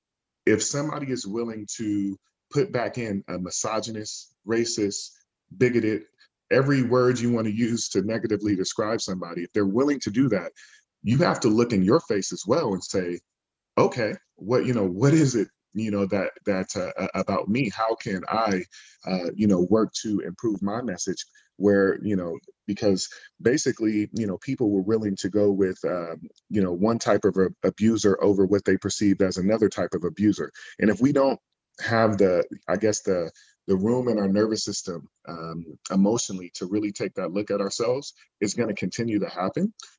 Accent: Berkeley, California, United States; I'm from the Bay Area, from Berkeley

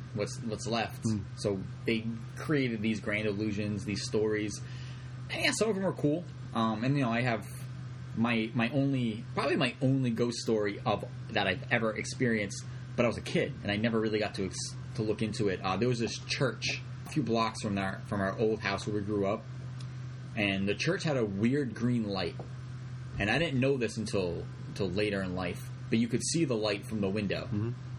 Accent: Rhode Island, United States; we're all from Rhode Island

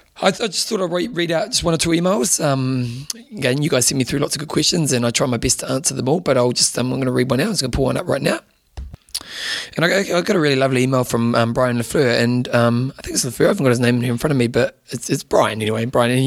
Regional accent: Adelaide, South Australia, Australia; Last year, I rode from my hometown of Adelaide to Melbourne, 1,200 Ks in 8 days for charity.

